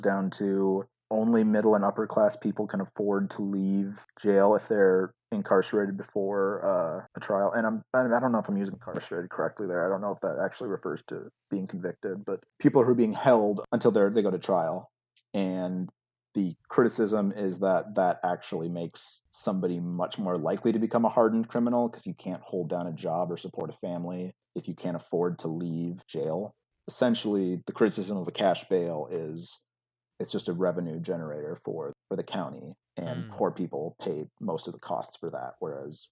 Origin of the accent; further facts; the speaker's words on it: outside of Chicago, Illinois, United States; I grew up outside of Chicago